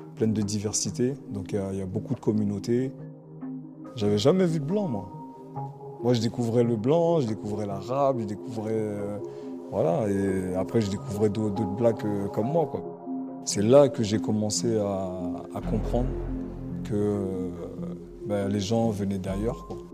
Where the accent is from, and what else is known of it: Sarcelles, Île-de-France, France; born or raised there; first language Antillean Creole; French is a second language; also born or lived in Guadeloupe